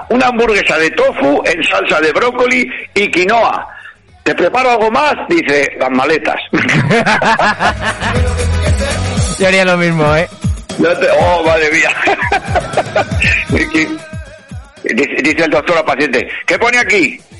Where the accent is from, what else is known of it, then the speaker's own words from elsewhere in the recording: Madrid, Community of Madrid, Spain; yo soy tan madrileño, ¿vale?